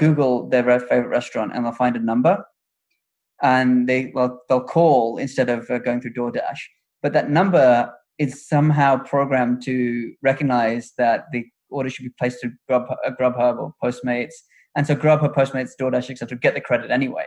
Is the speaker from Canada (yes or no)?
no; United Kingdom; moved away as an adult; also born or lived in Chicago / New York; I'm British, and in Britain, any ambition is beaten out of you